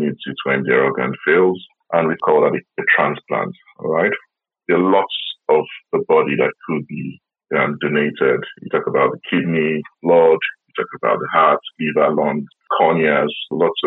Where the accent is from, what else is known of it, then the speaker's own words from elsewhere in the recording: Nigeria; now in South West England, United Kingdom; I'm based in the Southwest. You know, I'm originally from Nigeria